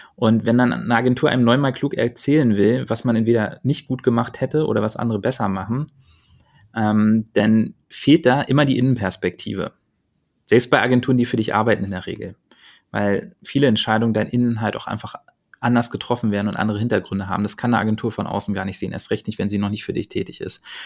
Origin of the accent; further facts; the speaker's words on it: Berlin, Germany; Ich bin halt Berliner, das werde ich auch immer bleiben.